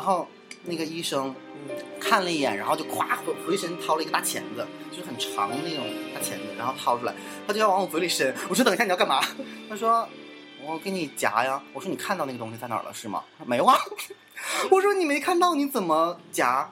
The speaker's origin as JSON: {"language": "Chinese", "region": "Northeast China", "country": "China", "accent": "Northeastern (Dongbei) dialect", "said": "这土豆子是我们东北话"}